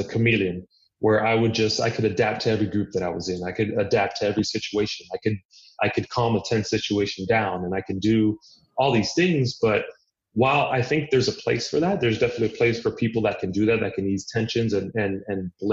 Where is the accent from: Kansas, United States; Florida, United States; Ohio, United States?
Florida, United States; Miami; I'm Cuban. My parents were born in Cuba. I was born in Miami. So I grew up there.